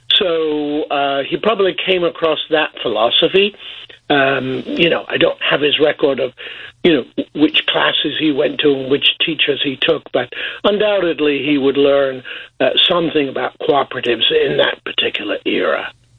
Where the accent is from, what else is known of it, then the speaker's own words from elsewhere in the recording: Boston, East Midlands, United Kingdom; moved away; my family were living in uh, Boston, England